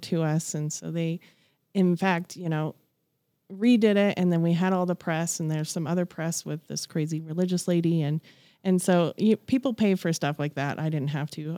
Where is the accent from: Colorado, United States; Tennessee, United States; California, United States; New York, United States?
Colorado, United States; Broomfield; I grew up in Broomfield, Colorado, so I'm a born and raised native